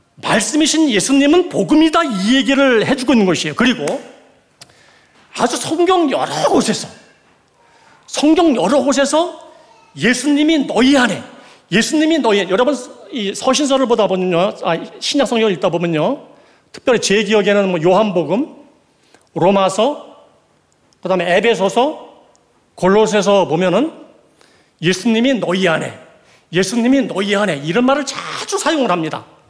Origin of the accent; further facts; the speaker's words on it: Gangwon, South Korea; 저는 강원도 출신인데